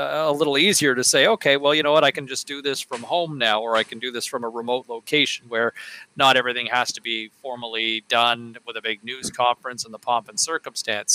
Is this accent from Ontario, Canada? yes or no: yes; Ottawa, Ontario, Canada; I grew up in Ottawa